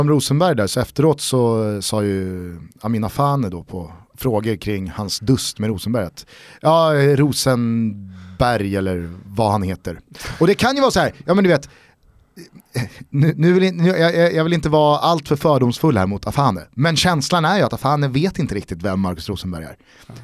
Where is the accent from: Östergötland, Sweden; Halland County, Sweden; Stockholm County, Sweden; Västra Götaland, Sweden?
Stockholm County, Sweden; Stockholm; som stockholmare